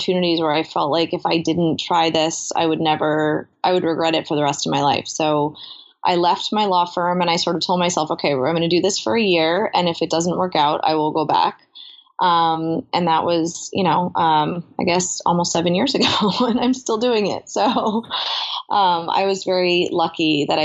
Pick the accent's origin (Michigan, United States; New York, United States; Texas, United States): New York, United States; I grew up in New York